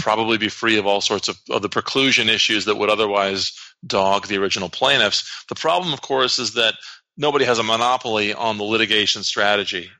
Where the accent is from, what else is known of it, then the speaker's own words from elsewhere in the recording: Iowa, United States; my home state, the state of Iowa